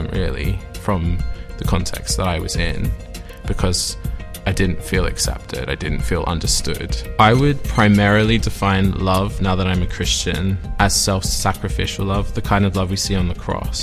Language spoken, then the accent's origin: English; Sydney, New South Wales, Australia; born or raised there; moved away as an adult; now in Oxford, United Kingdom